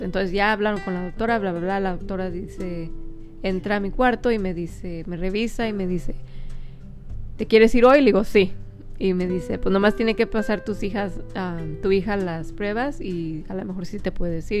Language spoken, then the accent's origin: Spanish; Mexico; somos mexicanos